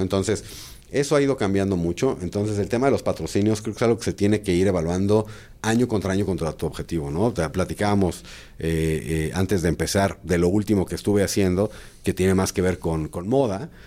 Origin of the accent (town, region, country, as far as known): Mexico